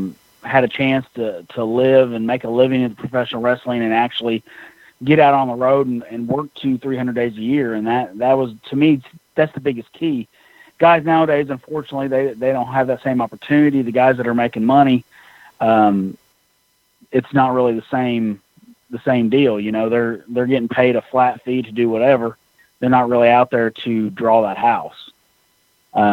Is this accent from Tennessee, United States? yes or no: yes; Tennessee, United States; also born or lived in Southern Illinois; Well, I was actually born in Southern Illinois, right? So in Southern Illinois, we got NWA, Crockett, obviously, and we got WWF, and then we got World Class. So we moved to Tennessee when I was about 6 or 7